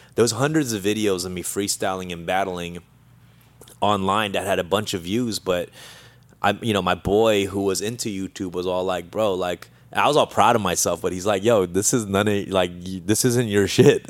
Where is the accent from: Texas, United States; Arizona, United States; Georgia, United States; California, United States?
California, United States; Los Angeles; also born or lived in Argentina; I, uh, was raised there my whole life at the age of three